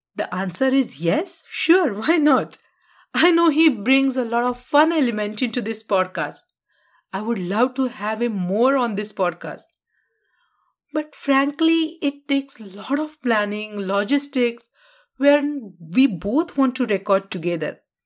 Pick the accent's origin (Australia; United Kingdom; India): India; Karad, Maharashtra; moved away as an adult; in my hometown Karar